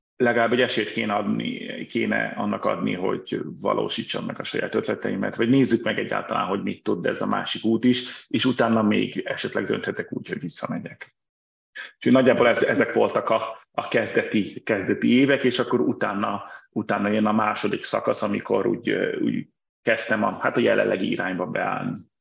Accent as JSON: {"language": "Hungarian", "region": "Budapest", "country": "Hungary", "tie": "born or raised there", "also_born_or_lived": "Brussels", "moved": "as an adult", "said": "Budapestről, tehát 83-ban születtem Budapesten, és mind a két fel a családnak budapesti, ami nekem aztán tényleg teljesen budapesti vétesz, tehát ahogy kérdezik, és szoktam mondani born and raised"}